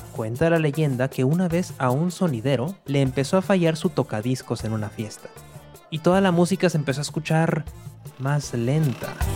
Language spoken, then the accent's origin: Spanish; Monterrey, Nuevo León, Mexico; moved away as an adult; now in New York, United States; Nací en Monterrey, al noreste de México